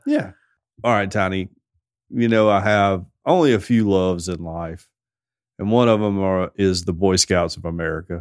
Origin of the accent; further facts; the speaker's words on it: the South, United States; We're from the South